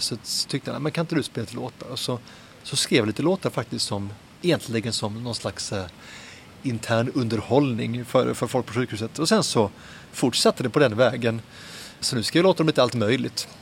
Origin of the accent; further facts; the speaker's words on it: Helsingborg, Skåne, Sweden; moved away as an adult; also born or lived in Södertälje; now in Lund, Sweden; jag föddes i Södertälje och växte upp eh, lite grann där och så mycket i Helsingborg faktiskt